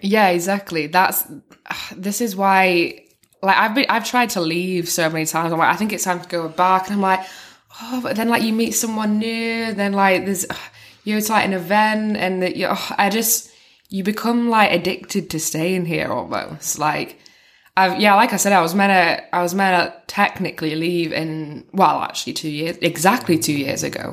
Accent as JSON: {"language": "English", "region": "North West England", "country": "United Kingdom", "moved": "as an adult", "lives_now": "China"}